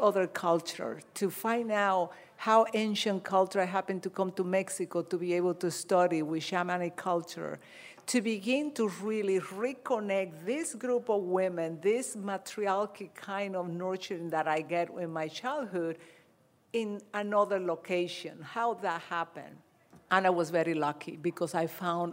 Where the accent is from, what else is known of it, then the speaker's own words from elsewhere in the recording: Dominican Republic; moved away; I'm Dominican